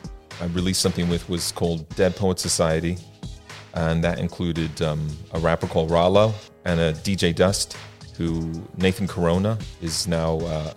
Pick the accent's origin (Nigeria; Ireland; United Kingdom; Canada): Ireland; born there; I was born in Ireland with a Californian mum and an Irish dad. So that's my weirdness in terms of my accent.